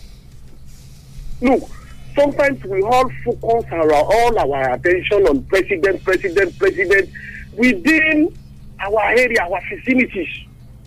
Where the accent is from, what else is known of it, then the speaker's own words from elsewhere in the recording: Ogun State, Nigeria; now in Lagos, Nigeria; I'm living in Lagos and I'm from Ogun State